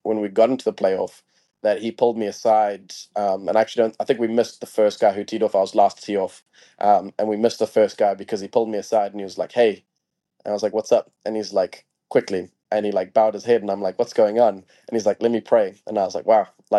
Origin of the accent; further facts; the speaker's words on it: Harare, Zimbabwe; I born and raised in Harare, Zimbabwe